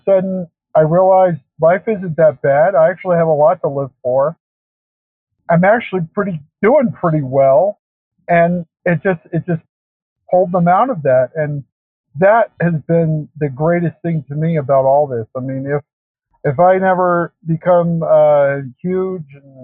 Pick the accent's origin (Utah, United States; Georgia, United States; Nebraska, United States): Utah, United States; I grew up in Utah